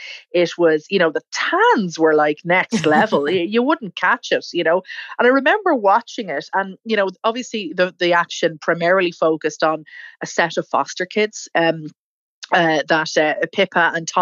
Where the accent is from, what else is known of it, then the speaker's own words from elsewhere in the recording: Ireland; we as Irish people